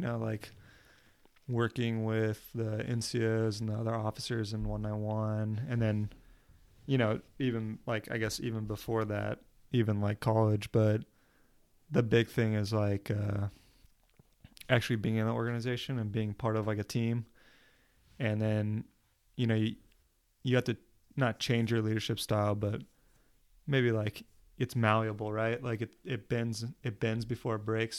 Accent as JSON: {"language": "English", "region": "New Jersey", "country": "United States", "tie": "born or raised there", "also_born_or_lived": "Oklahoma", "said": "I'm from Oklahoma, but I went to high school in New Jersey. So when people ask me where I'm from, I say New Jersey"}